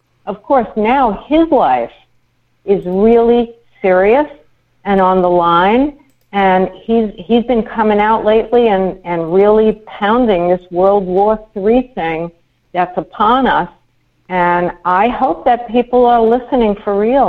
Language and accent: English; New York, United States; growing up in New York, we used to go to Trump Tower.